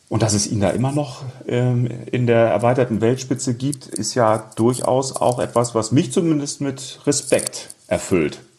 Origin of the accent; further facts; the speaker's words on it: Rhineland, Germany; also born or lived in Munich; als Rheinländer